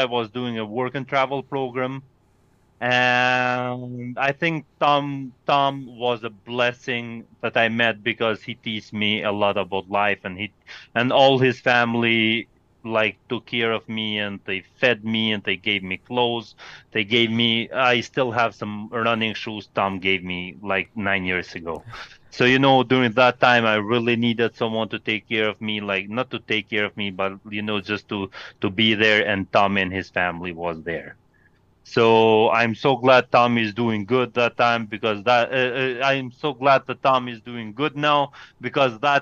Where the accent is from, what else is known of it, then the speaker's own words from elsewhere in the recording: Kosovo; English is a second language; I'm from Kosovo. I'm 30 years old